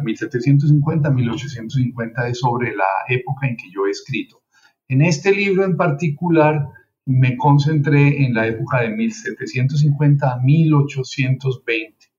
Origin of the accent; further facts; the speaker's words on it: Colombia; moved away as an adult; now in Miami, United States; yo soy eh, colombiano, vine a Estados Unidos a hacer estudios de posgrado